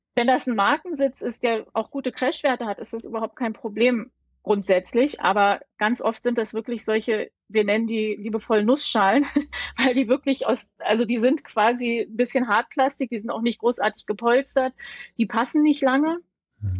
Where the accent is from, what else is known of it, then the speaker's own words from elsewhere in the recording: Berlin, Germany; ich komme aus Berlin